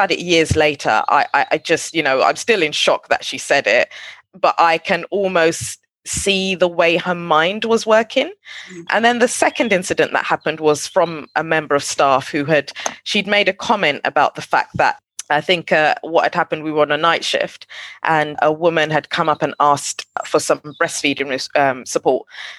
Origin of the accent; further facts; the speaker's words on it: Nigeria; now in London, United Kingdom; I come from Nigeria where we speak 250 different languages.